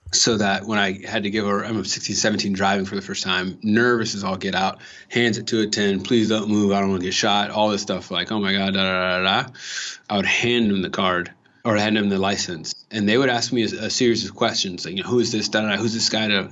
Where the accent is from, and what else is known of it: Los Angeles, California, United States; born or raised there